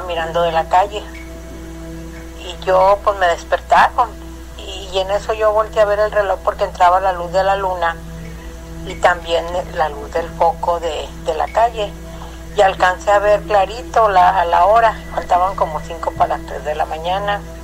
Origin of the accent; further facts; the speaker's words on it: Durango, Mexico; moved away; also born or lived in Mexico City; yo nací en Durango